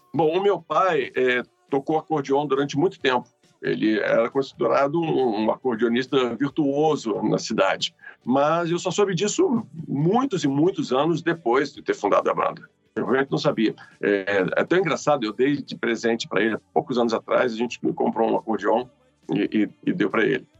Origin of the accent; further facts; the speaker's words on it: Ituiutaba, Minas Gerais, Brazil; now in Rio de Janeiro, Brazil; sou mineiro de Ituiutaba